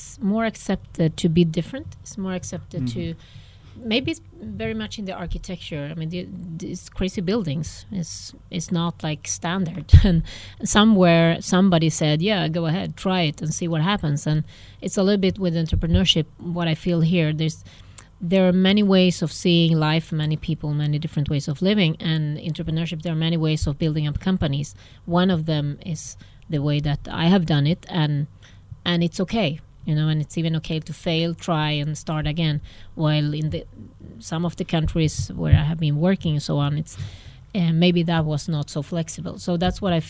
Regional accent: Sweden; born or raised there; also born or lived in Argentina; now in Barcelona, Spain

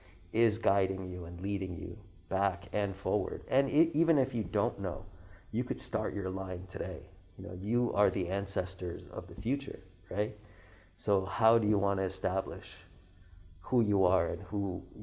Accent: Iran; now in Hawaii, United States; I tell them I'm from Iran

